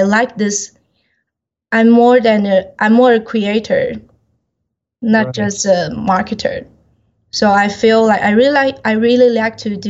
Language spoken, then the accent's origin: English; Taiwan; I'm from Taiwan.